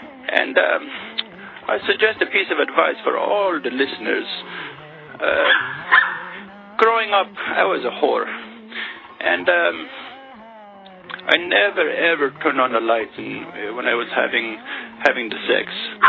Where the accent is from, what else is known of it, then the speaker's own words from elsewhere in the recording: Pakistan; it brings up lots of memories of my childhood growing up in Pakistan.